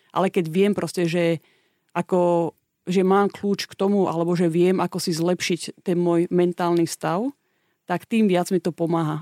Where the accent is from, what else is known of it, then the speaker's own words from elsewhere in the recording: Slovakia; moved away as an adult; also born or lived in Australia; ja keď som mala 19 rokov, som odišla zo Slovenska